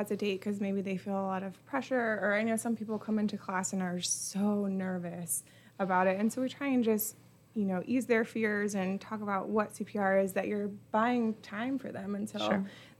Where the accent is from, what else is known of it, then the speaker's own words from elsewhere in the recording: Baltimore, Maryland, United States; moved away; I'm from Baltimore. I taught classes there. I don't teach here yet